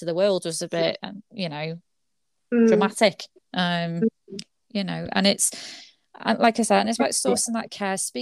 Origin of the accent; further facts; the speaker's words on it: United Kingdom; especially as British, we like to be all stiff upper lip